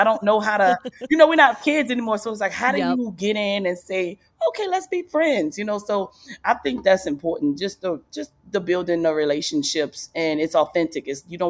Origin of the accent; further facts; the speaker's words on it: New Orleans, Louisiana, United States; And I grew up in New Orleans, and New Orleans is a huge football city.